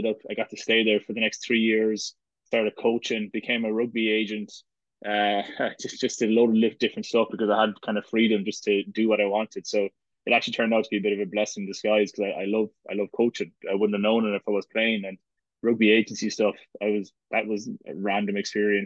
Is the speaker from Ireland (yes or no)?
yes; Galway, Connacht, Ireland; moved away as an adult; also born or lived in Italy / United States; I was from Galway, and then even when I was in Connacht, I was living at home